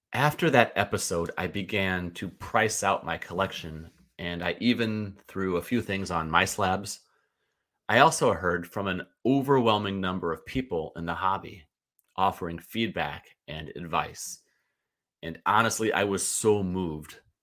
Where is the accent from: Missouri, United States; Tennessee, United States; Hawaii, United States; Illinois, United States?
Missouri, United States; St. Louis; I grew up in Saint Louis and remain a Cardinals fan